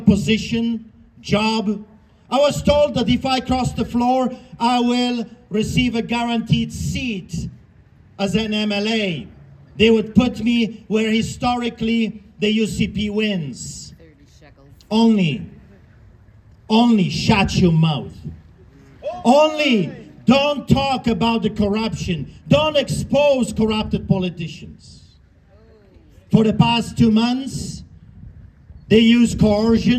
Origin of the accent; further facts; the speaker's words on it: Canada; We are Christians. We are Canadians.